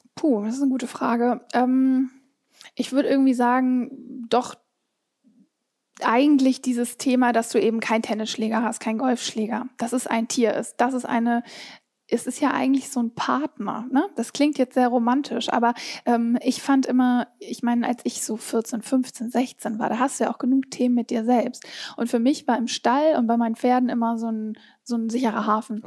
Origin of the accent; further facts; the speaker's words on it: Hamburg, Germany; ich komme aus Hamburg